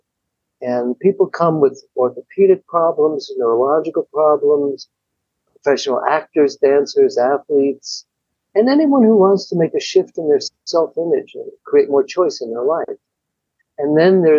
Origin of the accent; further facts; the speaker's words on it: New York, United States; moved away; I'm from New York originally and I was living there